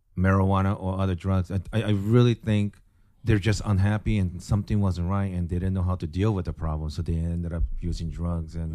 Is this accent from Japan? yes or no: yes; Japan; moved away; also born or lived in Tacoma, Washington, United States; born and raised in Japan